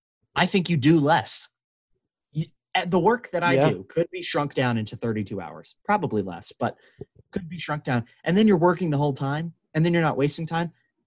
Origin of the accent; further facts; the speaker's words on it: United States; I'm an American.